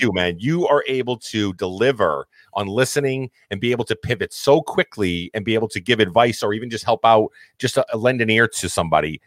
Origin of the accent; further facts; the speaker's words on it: Massachusetts, United States; I'm from Massachusetts, we all spoke our mind